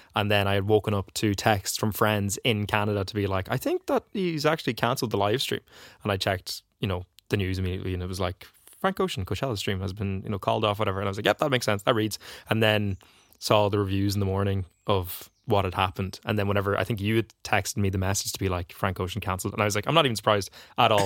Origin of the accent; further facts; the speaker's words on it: Donegal, Ulster, Ireland; I'm from Donegal